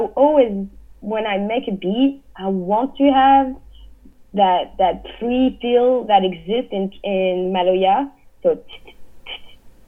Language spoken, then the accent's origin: English; Réunion; born or raised there; now in New York, United States